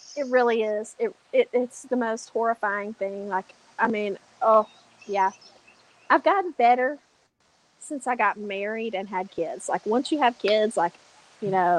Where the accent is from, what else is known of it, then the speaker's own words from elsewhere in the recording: Appalachia, United States; I'm Southern. Yeah. And I'm Appalachian.